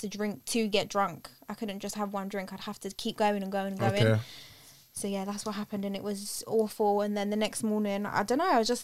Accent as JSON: {"language": "English", "region": "London", "country": "United Kingdom", "said": "I'm from London, 25"}